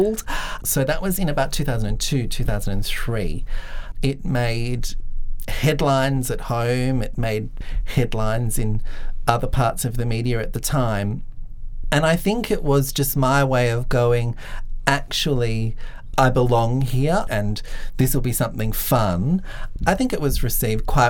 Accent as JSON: {"language": "English", "town": "Grafton", "region": "New South Wales", "country": "Australia", "tie": "born or raised there", "moved": "yes", "lives_now": "Canberra, Australia", "said": "I grew up in Grafton. I spent most of my life in Grafton."}